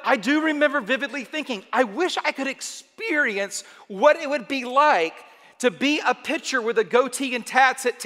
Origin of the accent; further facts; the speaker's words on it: Atlanta, Georgia, United States; I am from Atlanta